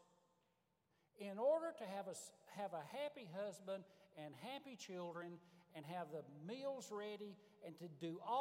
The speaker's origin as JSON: {"language": "English", "area": "Marstown", "region": "Tennessee", "country": "United States", "also_born_or_lived": "Wilmore, Kentucky", "moved": "as an adult", "said": "I was from Marstown, Tennessee."}